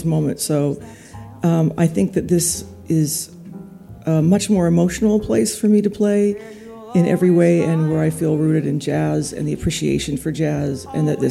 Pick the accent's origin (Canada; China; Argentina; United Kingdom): Canada; I'm Canadian